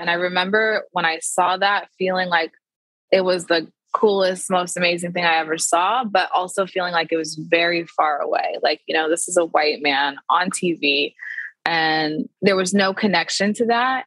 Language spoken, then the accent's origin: English; Tacoma, Washington, United States; now in Seattle, United States; I am from Tacoma, Washington, which is like 45 minutes south of Seattle.